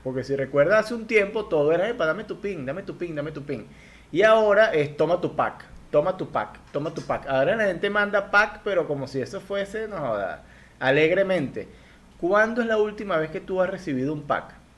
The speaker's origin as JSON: {"language": "Spanish", "country": "Venezuela"}